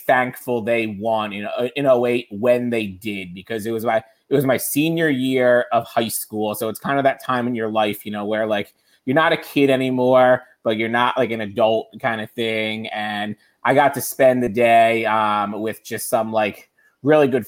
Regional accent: outside Philadelphia, Pennsylvania, United States; I grew up outside Philly

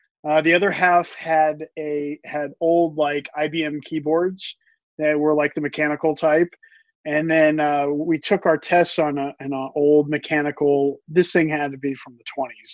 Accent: Southwest Missouri, United States; I grew up in Missouri

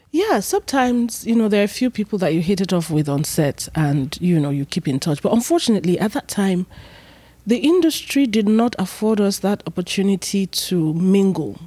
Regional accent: Benin City, Edo, Nigeria; moved away; also born or lived in Lagos / Asaba; I was born and raised in Benin, Edo State

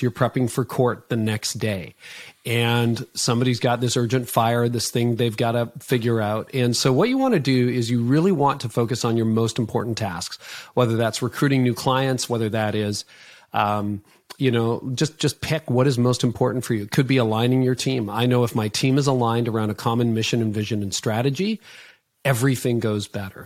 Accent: Canada; I'm Canadian

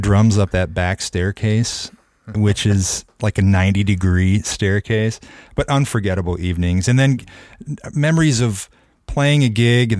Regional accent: Marion, Iowa, United States; also born or lived in Cedar Rapids; when I was a kid growing up in Marion

